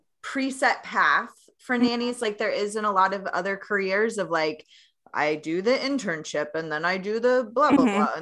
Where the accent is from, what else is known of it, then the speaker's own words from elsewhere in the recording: Tennessee, United States; moved away; I am originally from Tennessee